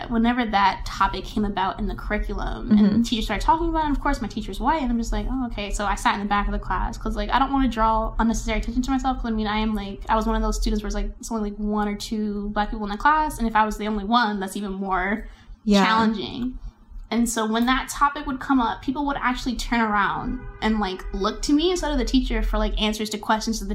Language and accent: English; Columbia, United States; I'm from Columbia